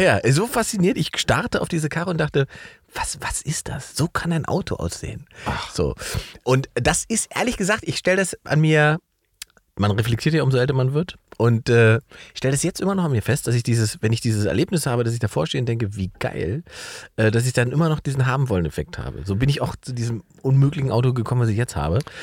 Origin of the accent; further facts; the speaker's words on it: East Germany, Germany; ich bin ja ein Ossi-Junge